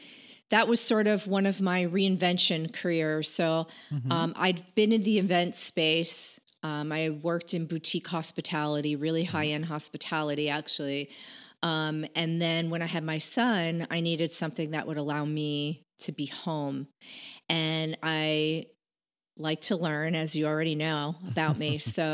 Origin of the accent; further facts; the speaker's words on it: Connecticut, United States; moved away as an adult; now in Washington, D.C., United States; Born and raised in Connecticut, and got married there, raised my son there. My family's still there. So lots of roots in Connecticut.